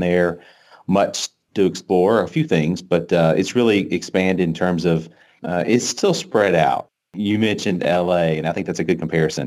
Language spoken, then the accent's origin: English; North Louisiana, United States; moved away as an adult; now in Dallas, United States; I grew up in North Louisiana